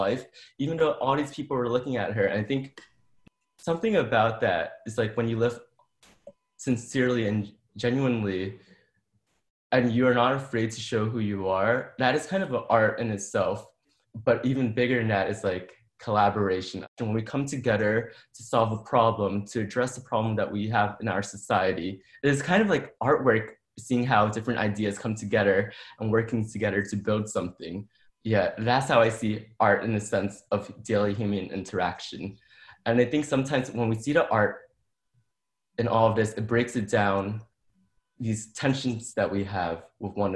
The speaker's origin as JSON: {"language": "English", "town": "New York City", "region": "New York", "country": "United States", "moved": "as an adult", "lives_now": "Portland, United States", "said": "I'm originally from the Bronx, New York, but I moved to Portland 3.5 years ago"}